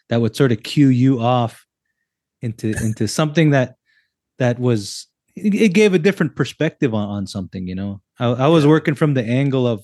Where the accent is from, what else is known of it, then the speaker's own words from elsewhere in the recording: United States; now in Canada; I'm a native from the States